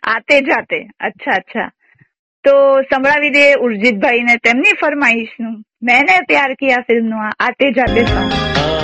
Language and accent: Gujarati; Junagadh, Gujarat, India; moved away as an adult; now in Vadodara, India; અમે જુનાગઢ ના છીએ